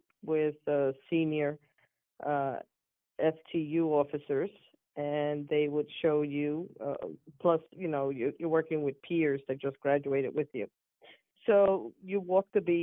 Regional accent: New York City, New York, United States; moved away as an adult; also born or lived in Manhattan, New York / Staten Island, New York; now in Orlando, United States; I was born in Manhattan, and at a young age, I would say around 8 years old, the family moved to Brooklyn, New York

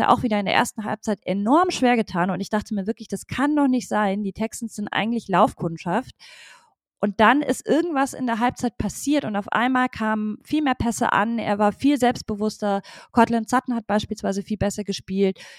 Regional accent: Munich, Bavaria, Germany; now in Berlin, Germany; Äh, ich komme äh, komm aus München, genau.

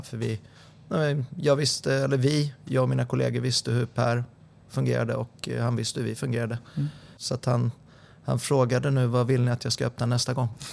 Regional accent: Sundbyberg, Stockholm County, Sweden; moved away as an adult; also born or lived in Solna; now in Helsingborg, Sweden; Jag eh, är uppvuxen på Kavaljersbacken 10

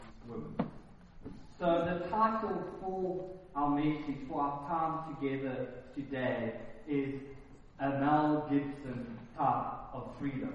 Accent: Secunda, Mpumalanga, South Africa; moved away; I'm from Secunda and there's nothing

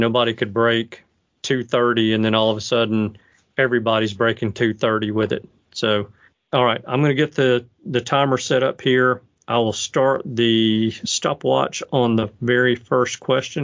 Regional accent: Alabama, United States; I'm from Alabama

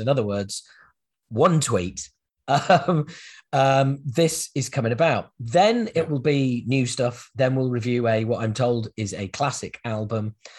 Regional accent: United Kingdom; us Brits

